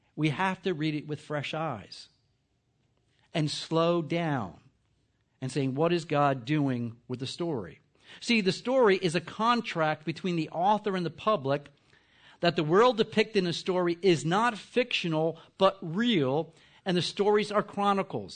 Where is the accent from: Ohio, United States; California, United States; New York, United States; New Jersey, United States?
New Jersey, United States; I'm from New Jersey